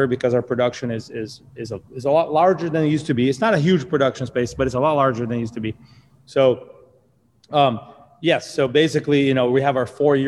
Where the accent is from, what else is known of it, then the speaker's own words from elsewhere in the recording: Brazil; moved away; I'm from Brazil originally.